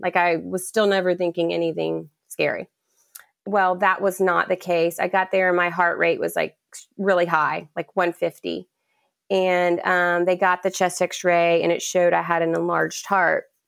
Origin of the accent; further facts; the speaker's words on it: Charleston, South Carolina, United States; I'm born and raised in Charleston, South Carolina